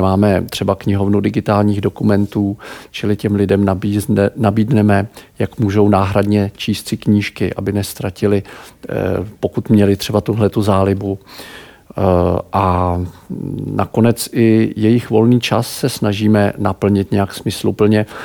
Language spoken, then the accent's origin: Czech; Pardubice, Pardubice Region, Czechia; also born or lived in Prague; Já jsem z Pardubic